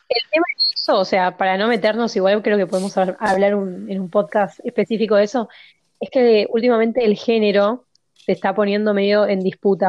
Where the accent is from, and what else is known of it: Argentina